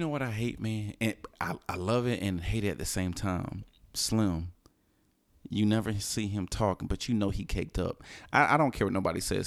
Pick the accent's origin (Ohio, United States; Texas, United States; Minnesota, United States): Texas, United States; Houston; I'm from Houston